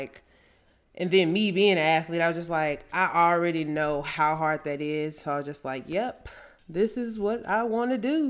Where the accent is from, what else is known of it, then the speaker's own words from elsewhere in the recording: Louisiana, United States; also born or lived in Frisco / Houston; I came from Louisiana to Frisco, to Houston, back to Frisco, and living in all those different areas and coming in contact with so many different people.